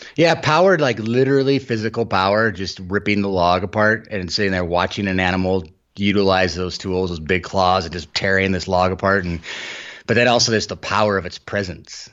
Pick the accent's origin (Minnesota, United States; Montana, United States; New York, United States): Montana, United States; Helena; I grew up outside of Helena